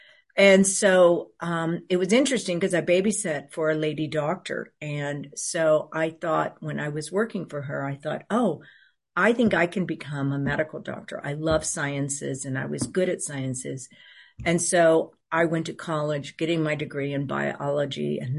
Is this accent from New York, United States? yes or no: no; Houston, Texas, United States; And so I grew up in Houston, Texas.